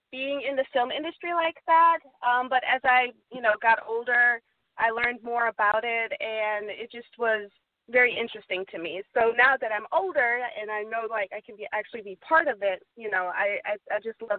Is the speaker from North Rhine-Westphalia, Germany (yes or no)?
no; Ansbach, Bavaria, Germany; so I'm originally actually from Germany, um